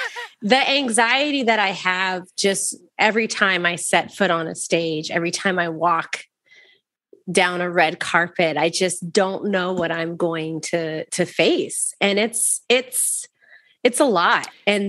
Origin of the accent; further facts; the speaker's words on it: Waco, Texas, United States; I'm from Waco, Texas.